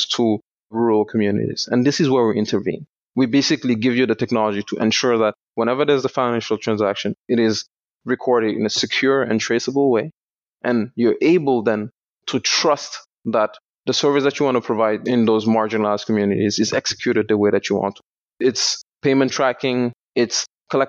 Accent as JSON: {"language": "English", "country": "Senegal", "tie": "born or raised there", "also_born_or_lived": "Canada", "moved": "as an adult"}